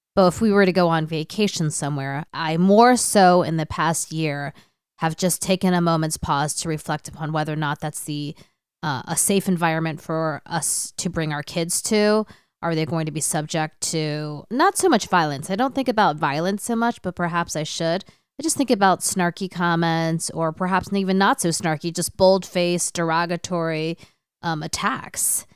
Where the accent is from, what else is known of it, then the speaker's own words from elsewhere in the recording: United States; also born or lived in Hong Kong; my sister and I are the first generation of our family to be born in the U S